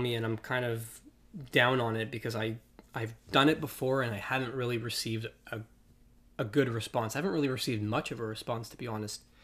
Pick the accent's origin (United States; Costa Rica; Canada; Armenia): Canada; Toronto, Ontario; we're from Toronto. in case, we didn't, we didn't mention that. We live in Toronto